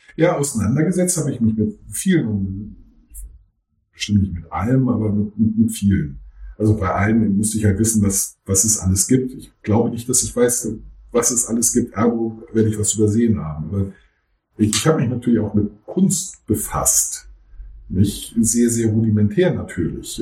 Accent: Germany; accent: German accent (in English/French); dass ich einen deutschen Akzent habe

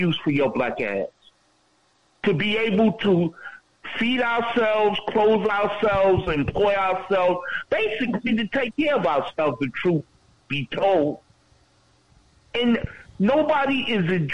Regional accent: New York, United States; as a New Yorker

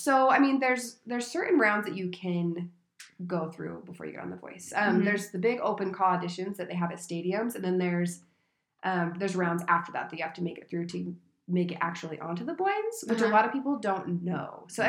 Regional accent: Utah, United States; I'm from Utah, just a little small town girl.

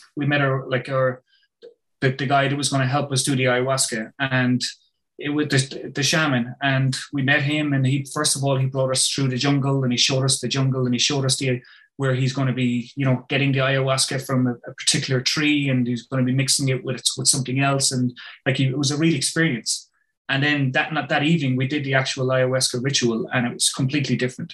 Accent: Ireland; I'm from Ireland

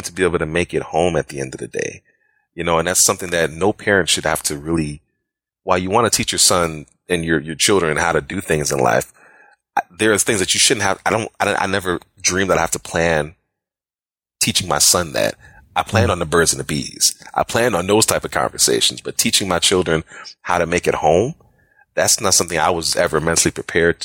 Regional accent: Chicago, Illinois, United States; now in Jacksonville, United States; I'm from Chicago originally, currently living in Jacksonville, Florida.

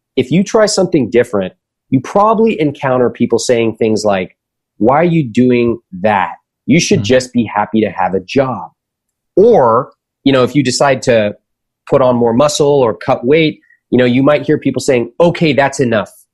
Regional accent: United States; the world that I grew up in in America

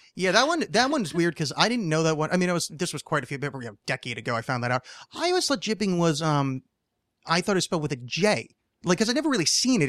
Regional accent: East Coast, United States; moved away; I was raised on the East Coast

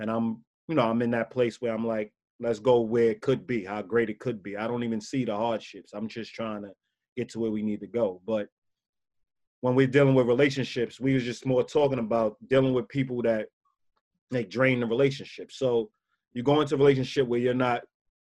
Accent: New York, United States; me growing up in New York

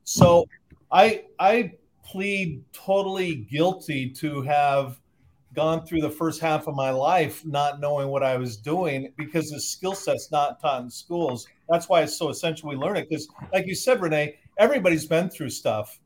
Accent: Southern California, United States; I grew up in Southern California

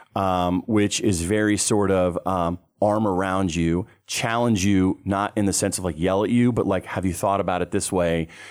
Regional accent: Pinehurst, North Carolina, United States; Pinehurst, North Carolina, which is my hometown

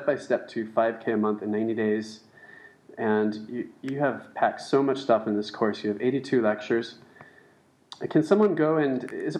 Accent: California, United States; they don't even realize I'm from Southern California

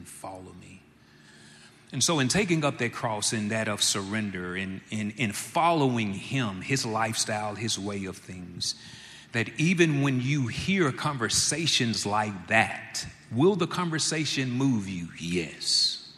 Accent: Jackson, United States; Born and raised in Jackson myself, I love being in Jackson.

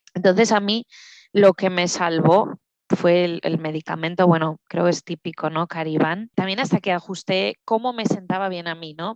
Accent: Huesca, Aragon, Spain; moved away as an adult; also born or lived in French-speaking Switzerland; now in Switzerland; yo soy de Huesca, de Huesca capital, aunque sea pequeñita. Eh, vivo en Suiza, en la parte francesa, ya desde hace cuatro años y medio

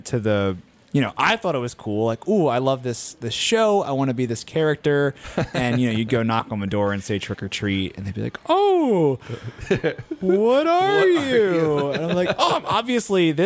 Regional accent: Delmarva Peninsula, United States; I grew up on Delmarva

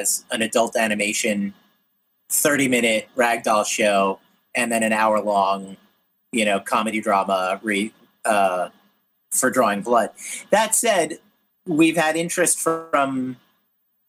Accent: East Coast, United States; I'm from the East Coast

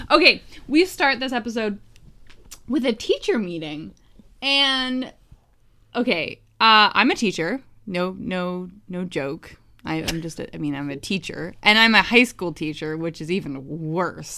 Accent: New Hampshire, United States; when I was growing up in New Hampshire

